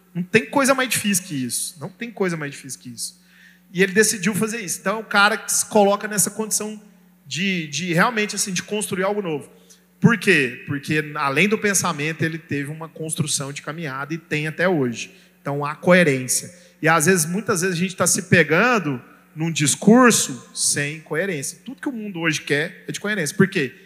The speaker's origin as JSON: {"language": "Portuguese", "country": "Brazil", "said": "como brasileiro a gente vê isso, porque a nossa cultura judaico-cristã brasileira"}